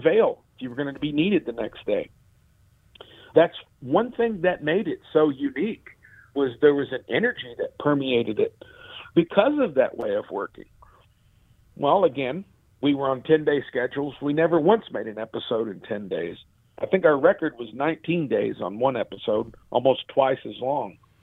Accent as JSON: {"language": "English", "town": "Murray", "region": "Kentucky", "country": "United States", "tie": "born or raised there", "moved": "yes", "said": "my hometown in Kentucky"}